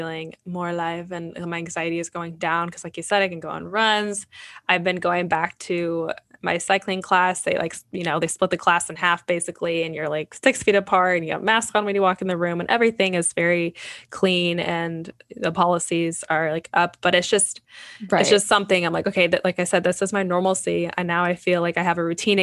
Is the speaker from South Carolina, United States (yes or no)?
no; Indiana, United States; moved away; I'm from Indiana